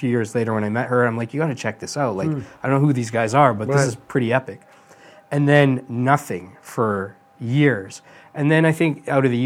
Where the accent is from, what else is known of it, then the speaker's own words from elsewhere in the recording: Edmonton, Alberta, Canada; I grew up in Western Canada.